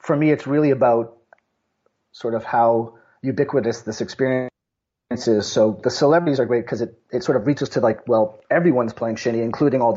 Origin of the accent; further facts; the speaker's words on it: Montreal, Quebec, Canada; I grew up in Montreal, and shinny was just the way we lived our winters